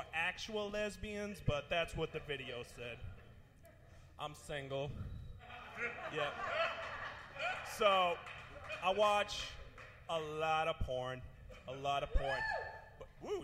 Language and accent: English; Massachusetts, United States; I'm from Massachusetts